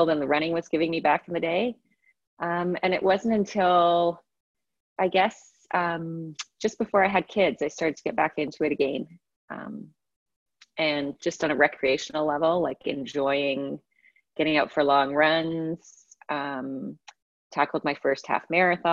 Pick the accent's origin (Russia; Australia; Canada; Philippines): Canada; also born or lived in England; I was born in England, lived there till I was 8. And we moved over to Canada when I was 8 years old.